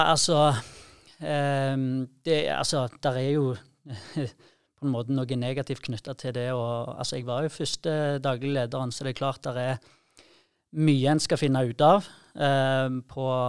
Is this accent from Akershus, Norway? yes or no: no; Sandnes and Jæren, Rogaland, Norway; fra Sandnes og, og Jæren, der vi kommer fra